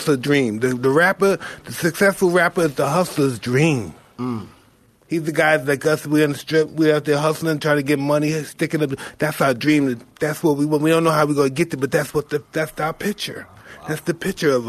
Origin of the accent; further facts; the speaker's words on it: New York City, New York, United States; I'm from Brownsville.